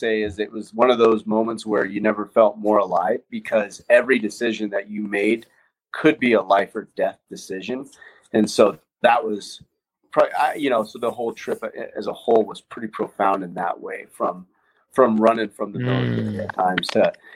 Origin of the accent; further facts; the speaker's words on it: Colorado, United States; I grew up in Colorado